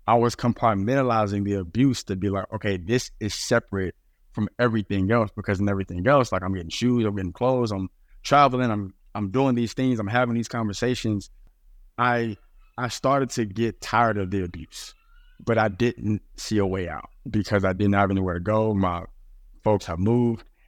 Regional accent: Dallas, Texas, United States; moved away as an adult; also born or lived in New York City / Portland, Oregon; I grew up in Dallas, Texas

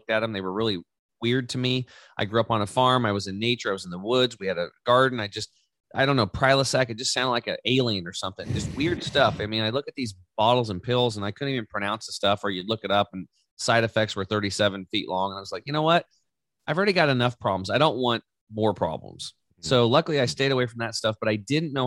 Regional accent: Eastern Oregon, United States; born or raised there; also born or lived in Canby, Oregon

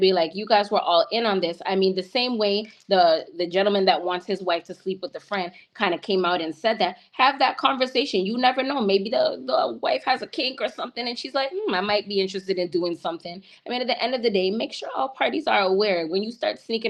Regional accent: Canada; I'm from Canada and I have a Caribbean background

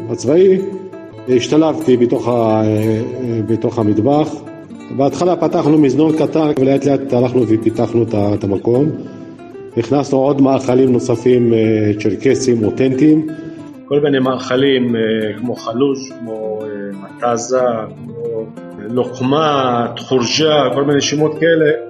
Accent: Rehaniya, Northern District, Israel

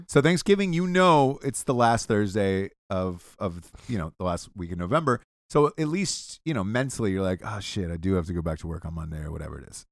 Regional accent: Georgia, United States; I'm from Georgia

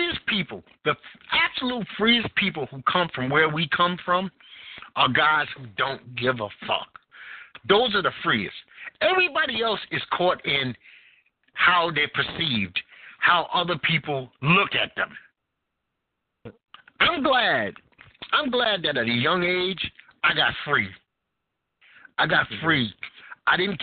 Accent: New York City, New York, United States; also born or lived in Greenwich Village; I was born and raised and sculptured in Bed-Stuy

